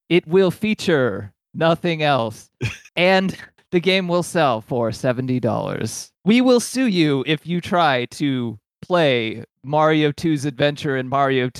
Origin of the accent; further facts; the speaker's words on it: Midwest, United States; Hey, I'm from the Midwest.